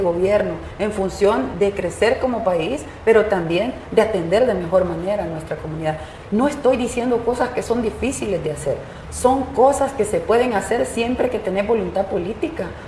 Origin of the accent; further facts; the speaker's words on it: El Salvador; hablé como salvadoreña